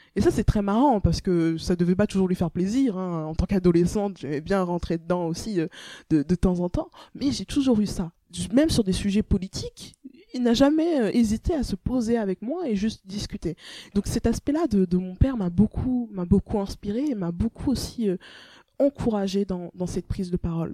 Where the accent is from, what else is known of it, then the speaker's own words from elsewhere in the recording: Rennes, Brittany, France; moved away as an adult; also born or lived in Togo; now in Paris, France; la Bretagne, euh, c'est là où j'ai grandi